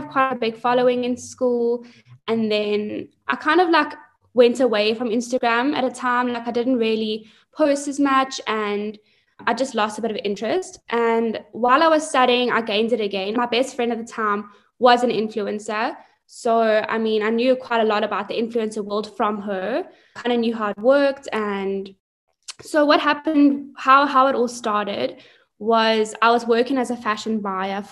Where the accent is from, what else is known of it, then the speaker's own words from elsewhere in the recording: Johannesburg, Gauteng, South Africa; also born or lived in Hilton, KwaZulu-Natal; I was born and bred in Joburg